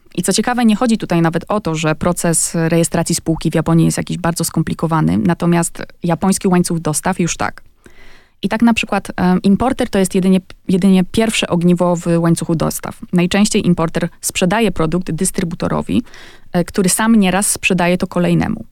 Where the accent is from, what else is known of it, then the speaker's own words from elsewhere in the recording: Poland; now in Japan; jestem z Polski